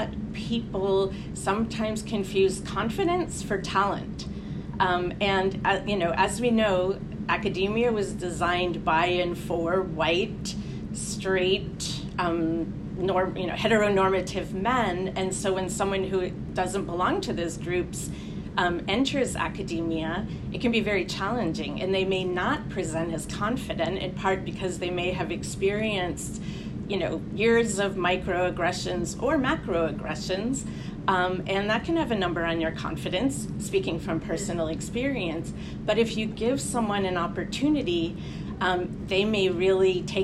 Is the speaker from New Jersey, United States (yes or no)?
yes; New Jersey, United States; moved away as an adult; also born or lived in Washington; now in Hoboken, United States; I'm actually from New Jersey